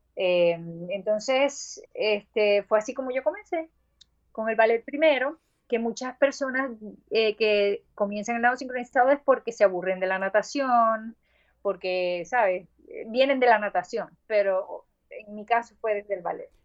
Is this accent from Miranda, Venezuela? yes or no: no; Maracaibo, Zulia, Venezuela; accent: maracucho; moved away; yo soy maracucha